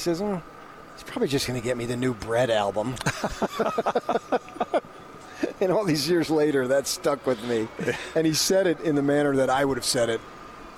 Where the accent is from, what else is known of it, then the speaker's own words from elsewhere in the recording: United States; moved away; I grew up in the New York area, just, you know, 20 miles away from New York City